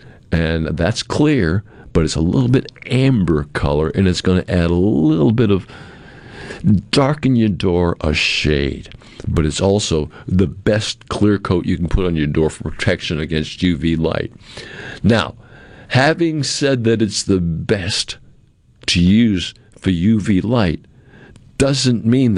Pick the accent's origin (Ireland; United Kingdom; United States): United States; Cape Cod, Massachusetts; I'm from Cape Cod. I grew up in New England.